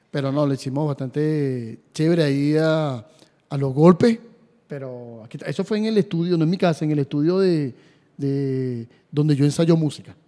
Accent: Venezuela; mi país

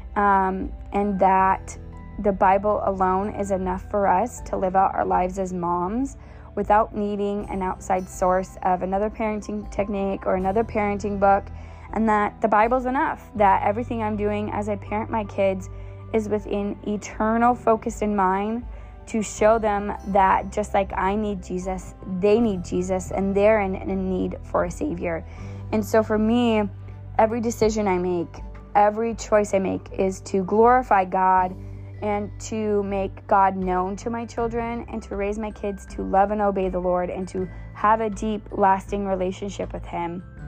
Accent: Bellingham, Washington, United States; I was born in Bellingham and I was raised in Bellingham

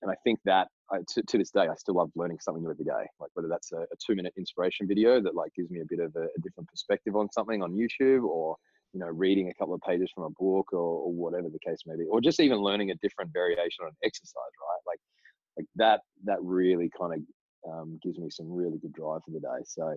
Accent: Broome, Western Australia, Australia; We came down to Perth from Broome

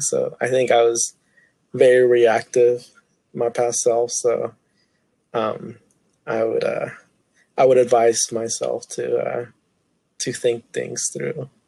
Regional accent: Tulsa, Oklahoma, United States; also born or lived in Chiapas, Mexico; I grew up in Tulsa, Oklahoma all my life

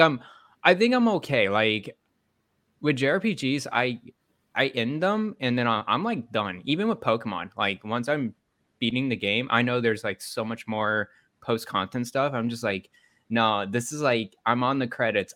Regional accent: Dallas, Texas, United States; moved away; I grew up in Dallas, Texas

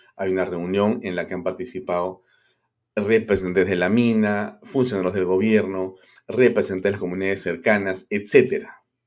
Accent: Peru; como peruanos

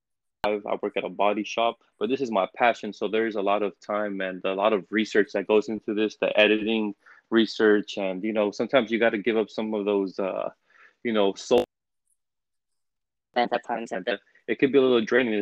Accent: Los Angeles, California, United States; I'm from Los Angeles, California

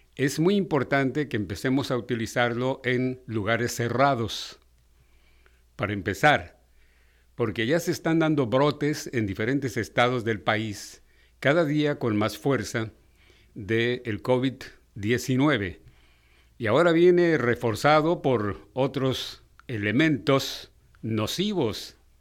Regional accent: Mexico; cómo somos los mexicanos.

